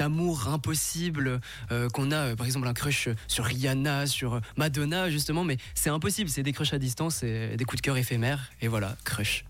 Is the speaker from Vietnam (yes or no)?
yes; Vietnam; moved away; je viens du Vietnam